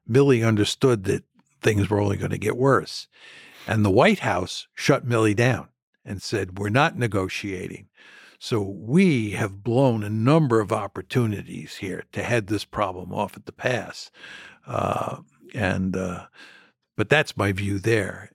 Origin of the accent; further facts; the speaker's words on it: United States; I am an American